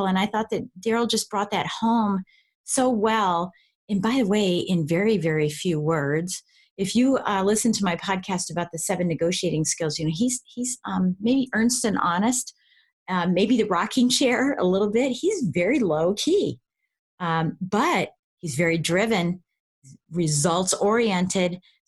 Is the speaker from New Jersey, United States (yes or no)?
no; Colorado, United States; now in Washington, D.C., United States; I'm originally from Colorado